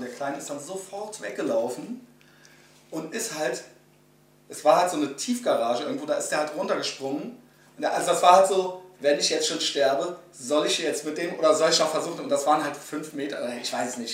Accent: Germany; als Deutscher

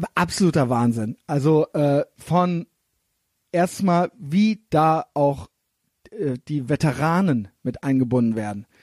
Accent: Germany; aus, aus Deutschland

